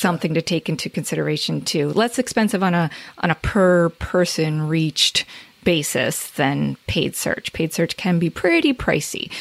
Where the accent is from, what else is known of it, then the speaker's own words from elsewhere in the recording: Northern New Jersey, United States; I'm from New Jersey